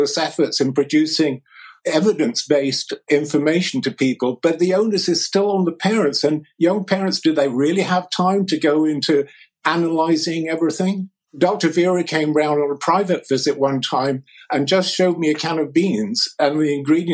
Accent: England, United Kingdom; I grew up in England just after the Second World War

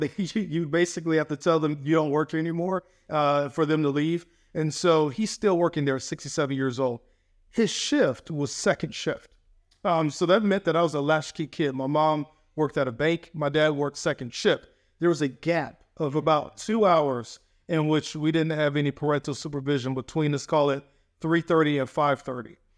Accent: Atlanta, Georgia, United States; now in Maryland, United States; where I grew up in Atlanta, Georgia

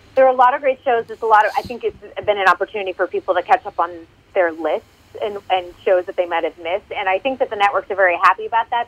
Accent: Massachusetts, United States; moved away; also born or lived in California; my home state of Massachusetts

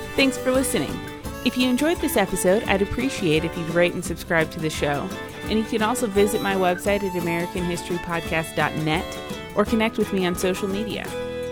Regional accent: Longmont, Colorado, United States; now in Evergreen, United States; I'm from Colorado. I grew up in Longmont, but I live in Evergreen now

